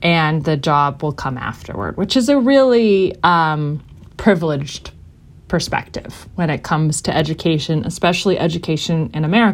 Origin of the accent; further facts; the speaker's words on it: United States; as an American